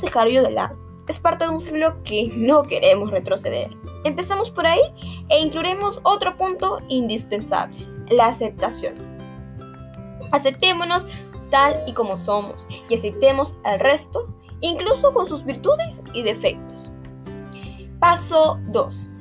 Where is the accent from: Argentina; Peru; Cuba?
Peru; nuestro Perú